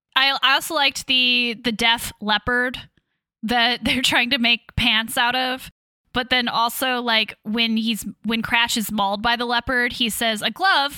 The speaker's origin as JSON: {"language": "English", "town": "Leavenworth", "region": "Kansas", "country": "United States", "tie": "born or raised there", "said": "Yes, I am originally from Kansas. I grew up there"}